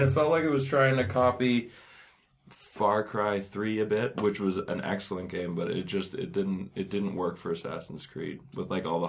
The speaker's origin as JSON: {"language": "English", "country": "Canada", "tie": "born or raised there", "said": "Well, I am Canadian. Born and raised."}